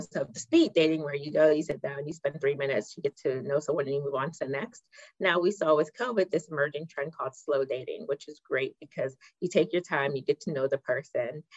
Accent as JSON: {"language": "English", "town": "Pittsburgh", "region": "Pennsylvania", "country": "United States", "tie": "born or raised there", "also_born_or_lived": "Ghana", "moved": "yes"}